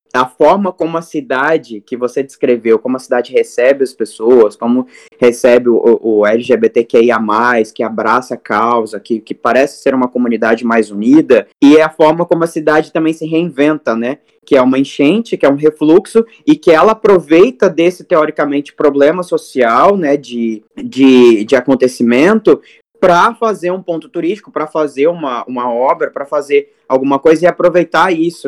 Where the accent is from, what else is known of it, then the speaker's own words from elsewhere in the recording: Cuiabá, Mato Grosso, Brazil; Aqui em Mato Grosso, eu estou em Cuiabá agora, que é minha cidade natal, onde eu nasci